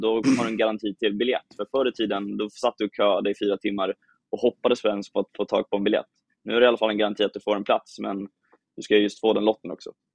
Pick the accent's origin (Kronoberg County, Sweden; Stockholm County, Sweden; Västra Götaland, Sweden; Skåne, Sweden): Stockholm County, Sweden; Åkersberga; now in Malmö, Sweden; jag är uppväxt i Åkersberga